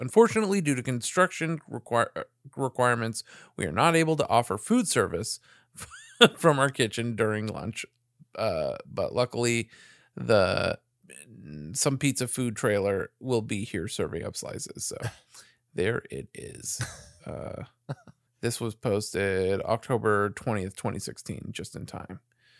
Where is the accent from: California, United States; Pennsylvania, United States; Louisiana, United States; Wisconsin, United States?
California, United States; South Bay; Daily Breeze down here in the South Bay. Is that it? Yeah, man. That's my hometown paper.